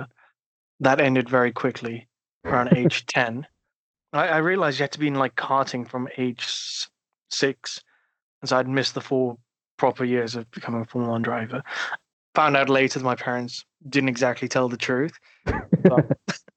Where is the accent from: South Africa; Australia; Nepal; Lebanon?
South Africa; moved away; also born or lived in United Kingdom; I grew up in South Africa. Well, I did majority of my primary schooling in Southern Africa